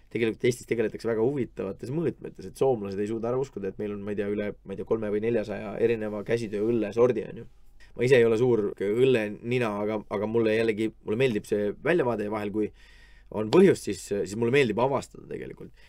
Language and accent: Estonian; Estonia; et vabandust, et ma ei tea, kuidas need asjad käivad, ma olen lihtsalt Eestist, on ju.